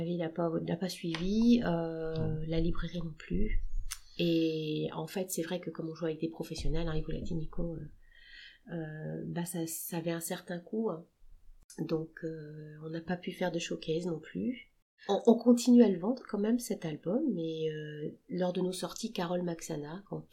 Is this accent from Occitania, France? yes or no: no; Le Mans, Pays de la Loire, France; on est du Mans